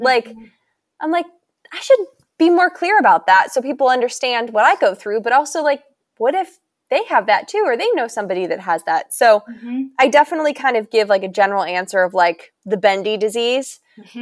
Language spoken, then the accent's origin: English; Pennsylvania, United States; moved away as an adult; now in Virginia, United States; I came from Pennsylvania and moved down here to go to school